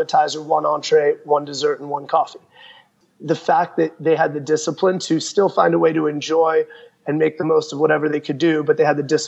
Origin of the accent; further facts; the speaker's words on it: Chicago, Illinois, United States; growing up in Chicago in the 90s